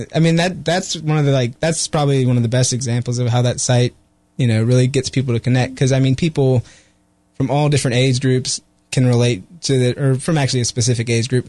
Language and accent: English; Raleigh, North Carolina, United States; I grew up in Raleigh